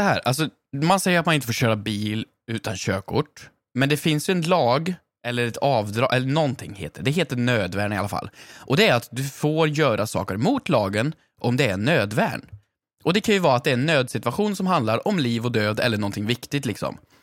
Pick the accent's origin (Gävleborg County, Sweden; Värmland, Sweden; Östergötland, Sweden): Värmland, Sweden; moved away; jag hade många i min klass hemma i Värmland